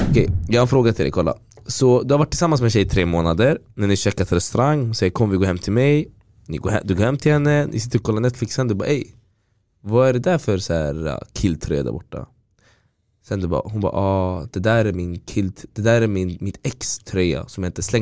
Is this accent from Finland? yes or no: no; Syria; jag kan tänka bara på mitt hemland, människor i Syrien, alltså där ute man har krig, folk som svälter